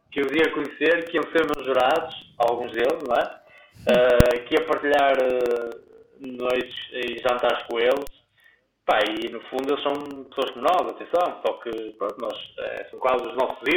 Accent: Guimarães, Braga, Portugal; now in Porto, Portugal; na minha cidade natal, em Guimarães.

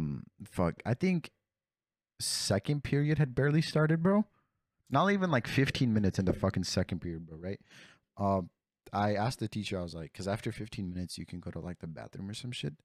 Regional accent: California, United States; also born or lived in Mexico; I'm from California

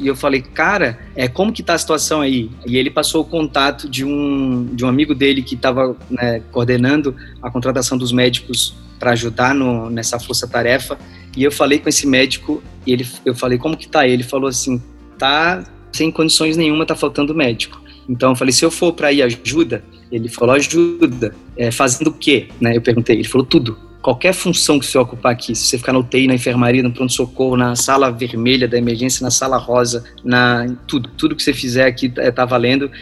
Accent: Natal, Rio Grande do Norte, Brazil; moved away as an adult; now in São Paulo, Brazil; Eu sou de Natal, né? Eu me formei lá e moro aqui em São Paulo há 12 anos.

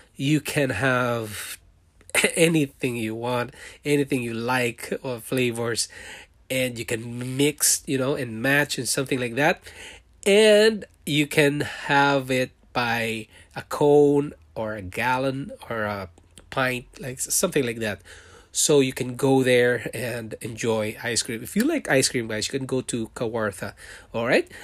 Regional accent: Philippines; moved away as an adult; also born or lived in Singapore; now in Canada; I was born in Philippines. I'm a Filipino, and I worked in Singapore for five years

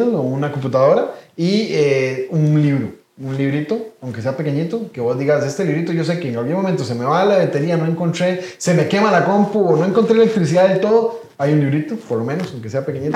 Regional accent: Costa Rica; los costarricenses nos toca hacer escala

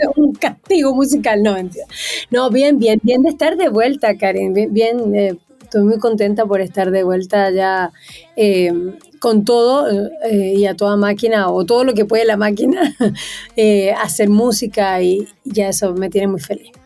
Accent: Venezuela; moved away as an adult; now in Chile; yo nací en Venezuela, como tal como dijiste, un 8 de marzo, un Día de la Mujer. crecí en una familia muy, muy, muy linda

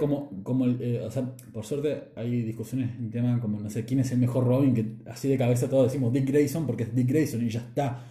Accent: Argentina; Somos argentinos.

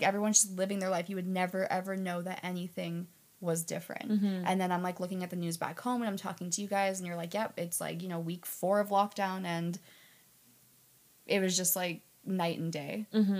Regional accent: Canada

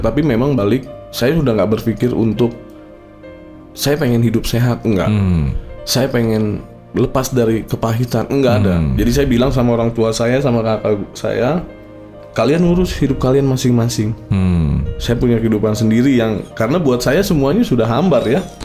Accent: Jakarta, Indonesia; Saya lahir besar di Jakarta

